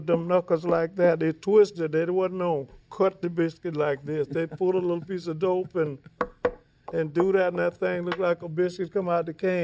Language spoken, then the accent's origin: English; Louisiana, United States; I'm from Louisiana. You know, we was raised, you had to cook.